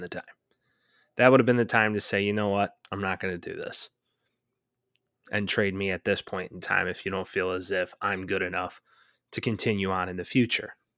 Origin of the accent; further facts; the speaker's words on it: Chicago, Illinois, United States; growing up in the Chicagoland area